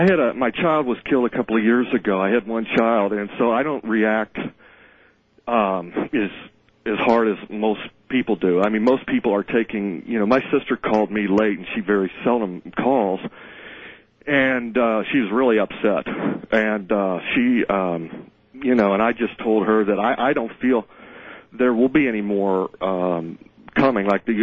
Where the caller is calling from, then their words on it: Cincinnati, Ohio, United States; Yes, I'm calling from Cincinnati, Ohio.